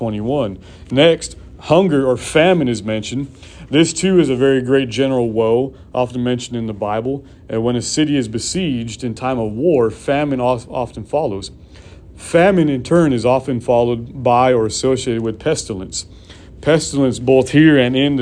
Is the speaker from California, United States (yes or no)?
yes; California, United States; Growing up in California